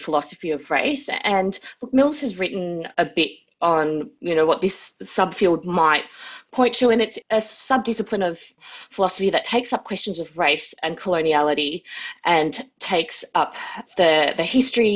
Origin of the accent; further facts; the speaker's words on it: Melbourne, Victoria, Australia; Wurundjeri country, Kulin Nations, where I am based. I was born and raised here